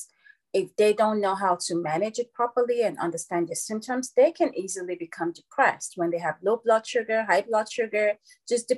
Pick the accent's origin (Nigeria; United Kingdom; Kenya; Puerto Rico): Nigeria; moved away as an adult; also born or lived in Louisville, Kentucky; now in United States; And I was born and raised in Nigeria. And then I came to America when I was 20.